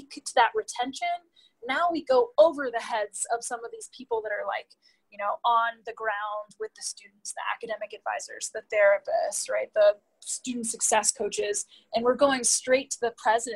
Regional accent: East Coast, United States; I grew up on the East Coast

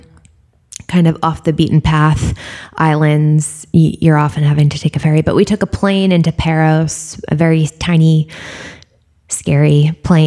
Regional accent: Northeast, United States; I'm from the Northeast

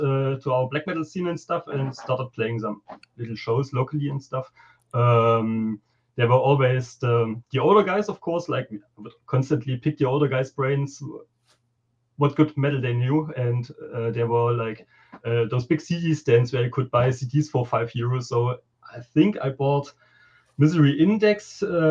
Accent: East Germany, Germany; English is a second language; moved away as an adult; now in Leipzig, Germany; in my hometown, we have quite a big black metal scene. It was like the first East German band

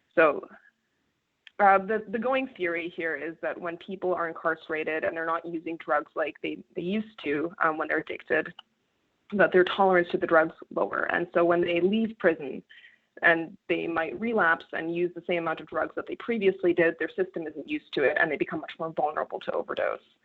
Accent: Canada; I come from Canada. I come from a rural part of Canada where opioid addiction is a huge problem in the communities

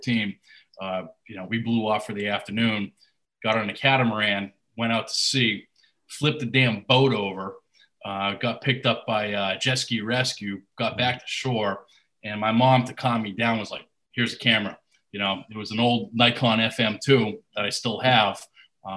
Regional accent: Walpole, Massachusetts, United States; moved away as an adult; now in Providence, United States; I was born in Walpole

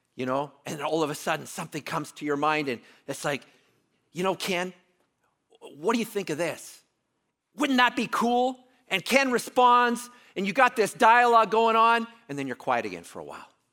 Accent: Canada; I'm Canadian.

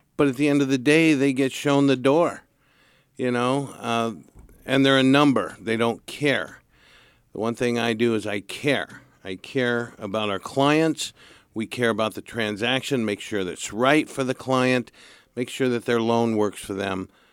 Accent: Santa Barbara, California, United States; I was born and raised in Santa Barbara

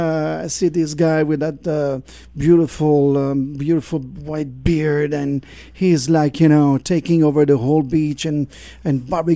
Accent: France; moved away; I'm from France

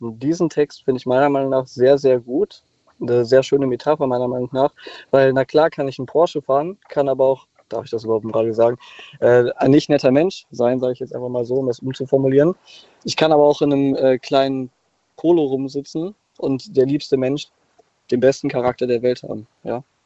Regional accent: Cologne, North Rhine-Westphalia, Germany; ich komme jetzt zum Beispiel aus Köln

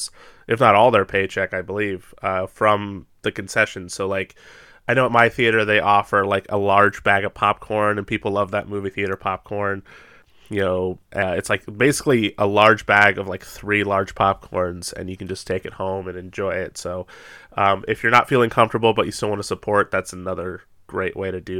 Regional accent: United States; We're awful Americans

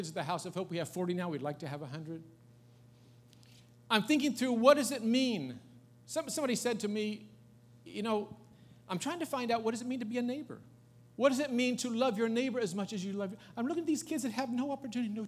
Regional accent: United States; I'm an American.

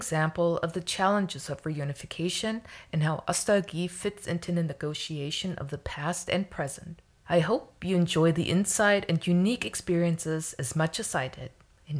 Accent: Berlin, Germany; born there; I was born in East Berlin and was only 7 years old when the wall came down.

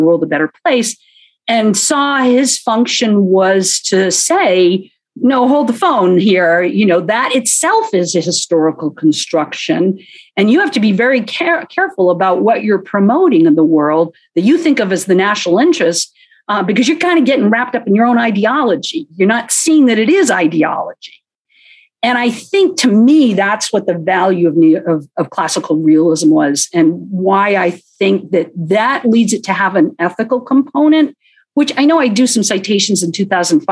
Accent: United States; I'm an American

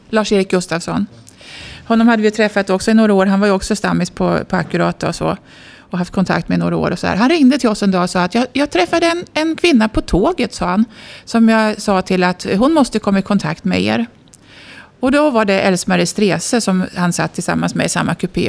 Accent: Askersund, Örebro County, Sweden; jag är född och uppvuxen i Askersund, Södernärke, vid Vättern

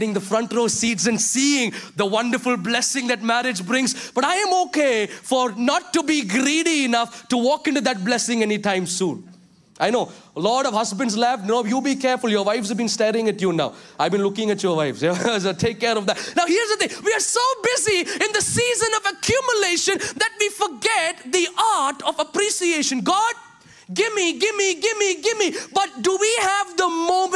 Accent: Kerala, India; now in Chicago, United States; I love the Kerala values that is imbibed in me

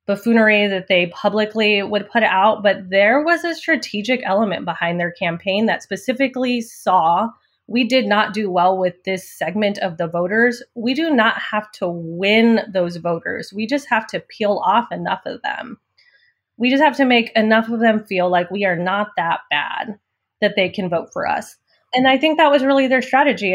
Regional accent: Liberal, Kansas, United States; also born or lived in San Angelo, Texas; we moved to rural Kansas, liberal Kansas, when I was about ten years old. So that's where I spent, you know, most of my growing up years

